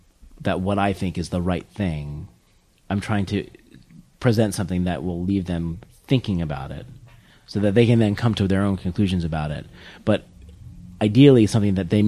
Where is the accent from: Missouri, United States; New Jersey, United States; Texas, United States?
New Jersey, United States; Warren County; I'm from New Jersey